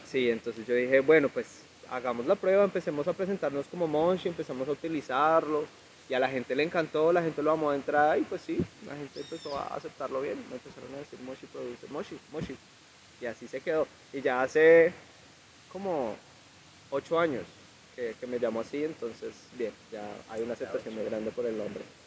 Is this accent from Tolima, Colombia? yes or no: yes; Ibagué, Tolima, Colombia; Yo soy de aquí, yo soy de Ibagué. Ibagué siempre ha sido mi tierra